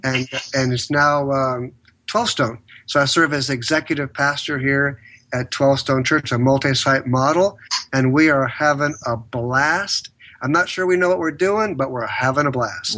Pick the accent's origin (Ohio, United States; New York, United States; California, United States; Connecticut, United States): California, United States; San Diego; born and raised in San Diego, California